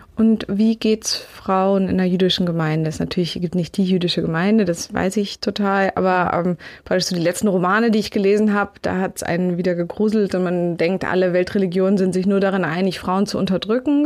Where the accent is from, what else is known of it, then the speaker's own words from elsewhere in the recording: Berlin, Germany; ich bin in Grunewald groß geworden, direkt am, am S-Bahnhof